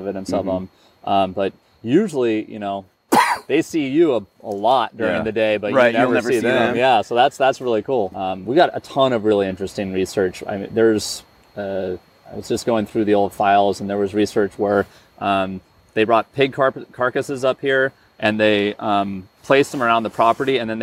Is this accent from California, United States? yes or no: yes; Butte County, California, United States; I grew up in Butte County. I was born here in Butte County